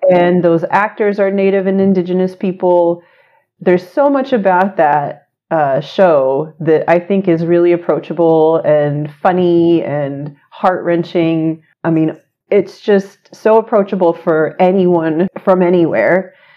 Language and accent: English; Choctaw, Oklahoma, United States; moved away as an adult; now in Chicago, United States; I grew up in Choctaw, Oklahoma